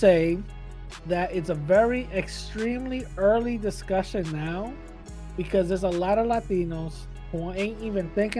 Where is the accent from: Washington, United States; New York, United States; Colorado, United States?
New York, United States; New York City; I grew up in East 178 and East Tremont